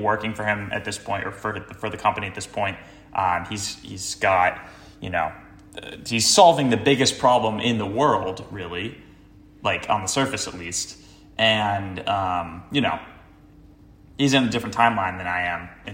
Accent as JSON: {"language": "English", "area": "Cape Cod", "region": "Massachusetts", "country": "United States", "also_born_or_lived": "Boston", "moved": "yes", "lives_now": "Los Angeles, United States", "said": "I'm from Cape Cod originally."}